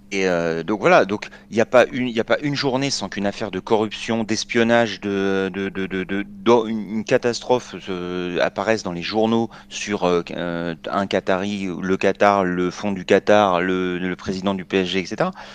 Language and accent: French; France; Moi, je suis un Français